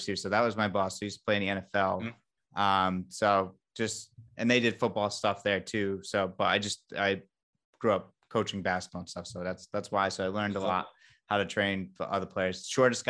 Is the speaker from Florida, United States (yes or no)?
no; Westerly, Rhode Island, United States; moved away as an adult; also born or lived in Boston / Providence / Dallas, Texas; I'm from Westerly. I was born and raised in Westerly, Rhode Island.